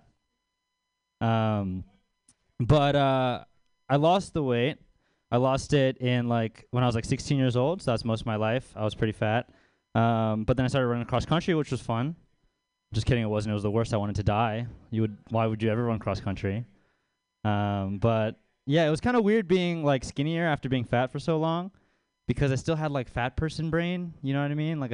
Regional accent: Baltimore, Maryland, United States; moved away; I'm from Baltimore, out east. I grew up in a suburb out there

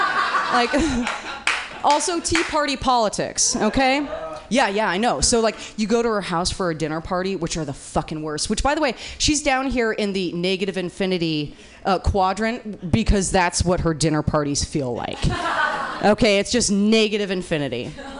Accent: Portland, United States; I have to tell you, I'm from Portland. I'm used to rain, okay? But this rain, I'm wet. I mean, Portland is a different kind of rain.

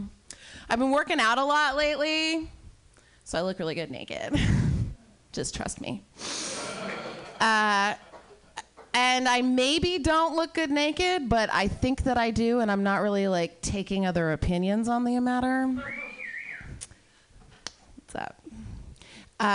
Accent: Iowa, United States; I'm from Iowa

